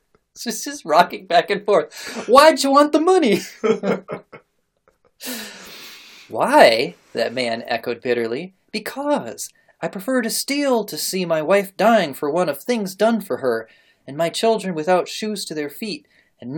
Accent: United States; As an American

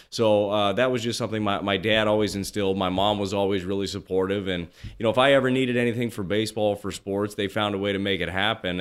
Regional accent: Las Vegas, Nevada, United States; I grew up in Las Vegas

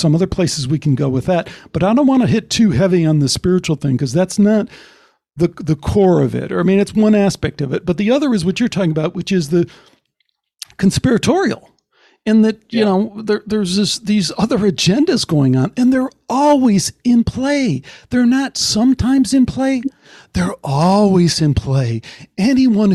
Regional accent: Chicago, Illinois, United States; I come from Chicago. I grew up in Chicago

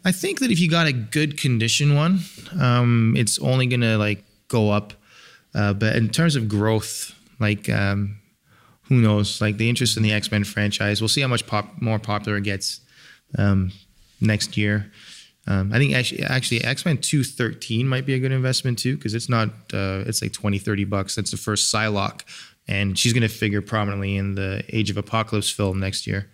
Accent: England, United Kingdom; moved away; I'm from England, and I would go back

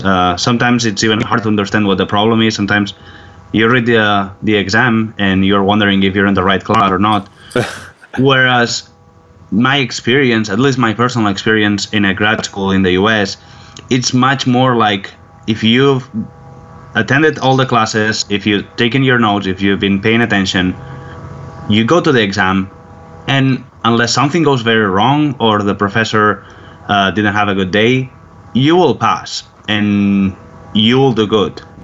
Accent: surrounding area of Barcelona, Catalonia, Spain; moved away as an adult; now in Houston, United States; I'm not originally from Barcelona city. I'm from the surrounding area of Barcelona, which is a very industrial area

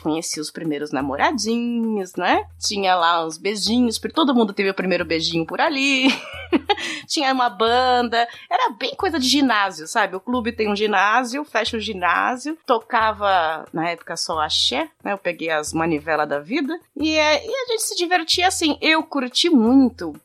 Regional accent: interior of São Paulo, Brazil; aqui na cidade onde eu nasci, no interior, a gente tinha bailinho de clube

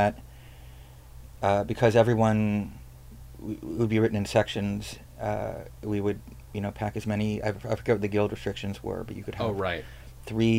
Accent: South Carolina, United States; I'm from South Carolina

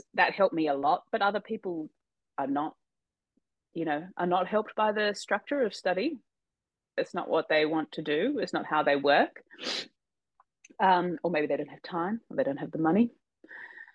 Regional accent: Australia; I'm Australian

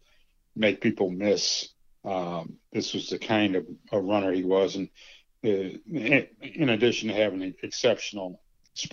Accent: Gary, Indiana, United States; growing up in Gary, Indiana

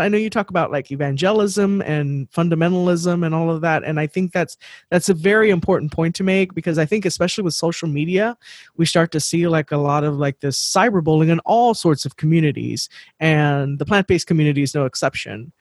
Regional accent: Texas, United States; we're from Texas

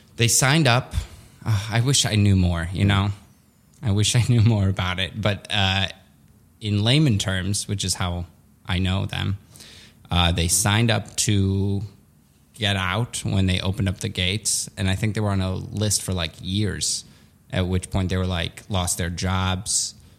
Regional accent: Skokie, Illinois, United States; English is a second language; also born or lived in Soviet Union; I grew up in Skokie, which was a very Jewish neighborhood

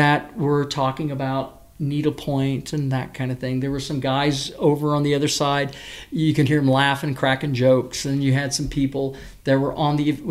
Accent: Medora, Indiana, United States; also born or lived in California / Sacramento, California; my folks moved to Medora, Indiana, along with my three other siblings, when I was in sixth grade

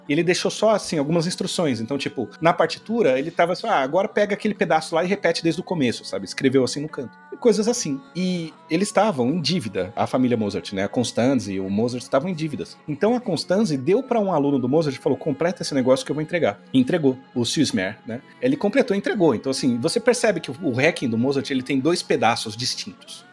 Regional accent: São Paulo, Brazil; Eu sou paulista paulistano. Tá? Eu cresci no estado que não tem uma Avenida Getúlio Vargas em nenhuma cidade

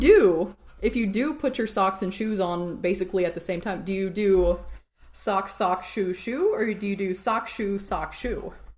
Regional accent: Tennessee, United States; I'm from Tennessee

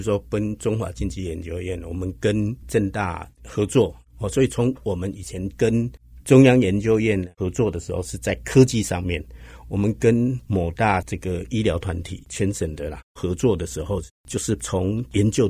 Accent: Hsinchu, Taiwan; 然后我是新竹人，

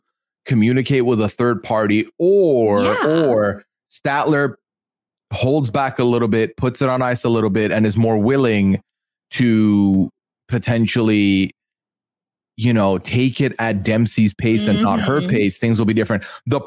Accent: Dubai, United Arab Emirates; Like, listen, I come from Dubai.

